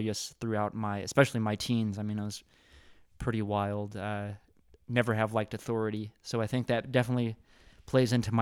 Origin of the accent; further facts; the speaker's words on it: Shiner, Texas, United States; I was born in Shiner, Texas